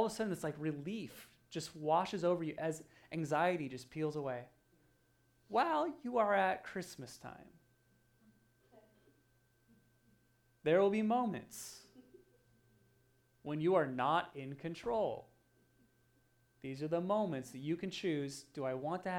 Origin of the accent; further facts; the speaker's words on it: Oregon, United States; moved away; I grew up in Oregon, so there's lots of mud and lots of dirt and lots of rain